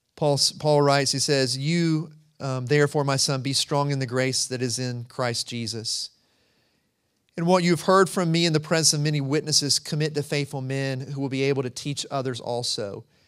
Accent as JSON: {"language": "English", "region": "rural North Carolina", "country": "United States", "said": "I'm from the mountains. I'm from rural North Carolina too, so I say humble. I put that H in there"}